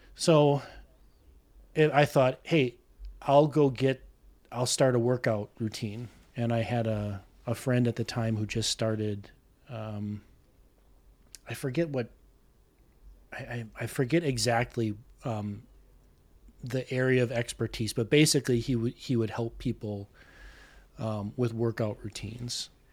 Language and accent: English; South Milwaukee, Wisconsin, United States; accent: Midwestern; I've been here all my life, born and raised, uh, South Milwaukee, which is southeastern Wiscon-